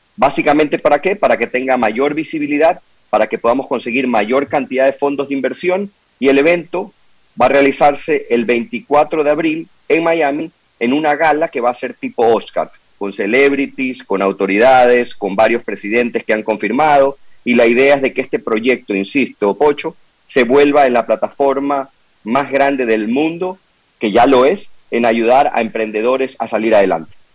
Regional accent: Ecuador; como ecuatorianos

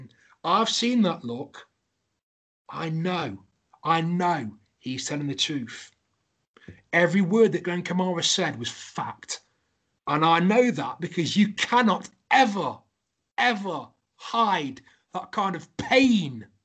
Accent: Derby, East Midlands, United Kingdom; I'm from Derby

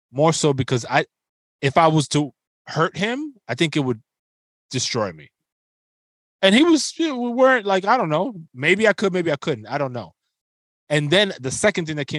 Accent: New York City, New York, United States; growing up in the Bronx

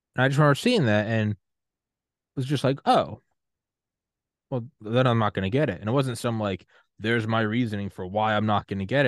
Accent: New Hampshire, United States; from New Hampshire

